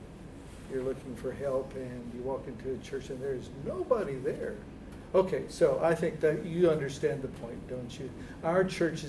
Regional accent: Texas, United States; moved away as an adult; also born or lived in Germany; when I was a boy growing up in Texas

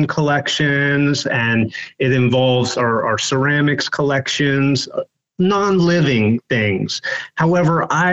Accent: Western Maryland, United States; I grew up in Western Maryland

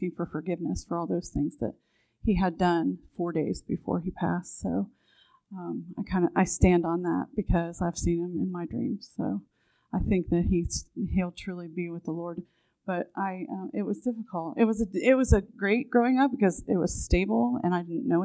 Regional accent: Newark, United States; also born or lived in Washington, D.C. area; So I grew up here in Newark. We moved here from the Washington, D.C. area when I was

